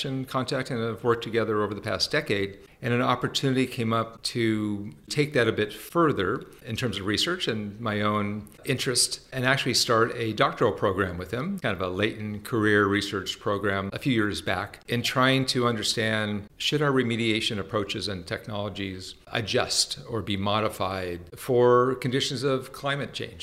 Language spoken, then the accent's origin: English; Los Angeles, California, United States; moved away as an adult; also born or lived in San Francisco area; now in San Francisco, United States; I'm from California, born and raised in Southern California, Los Angeles area, but have been living in the San Francisco area for the past 30 plus years.